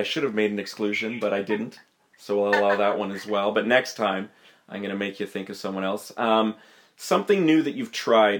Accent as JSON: {"language": "English", "town": "Montreal", "region": "Quebec", "country": "Canada", "said": "Well, I'm from Montreal myself, but I have been out east"}